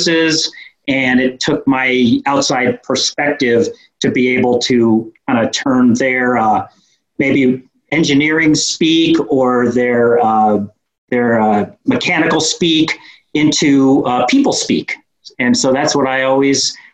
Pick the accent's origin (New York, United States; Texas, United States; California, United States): New York, United States; accent: New York; moved away as an adult; now in Fort Collins, United States; I grew up in New York